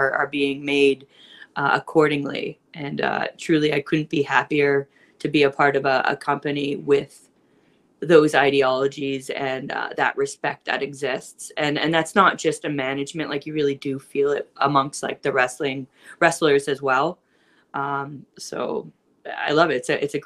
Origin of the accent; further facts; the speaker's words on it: Don Kolov Arena hometown, Ontario, Canada; my hometown.